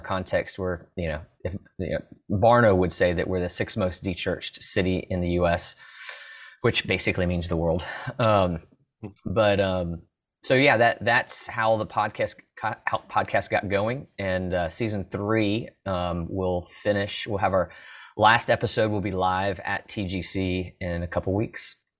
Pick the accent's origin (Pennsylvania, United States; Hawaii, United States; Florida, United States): Florida, United States; Orlando; moved away as an adult; also born or lived in Italy / Mississippi; I grew up in Orlando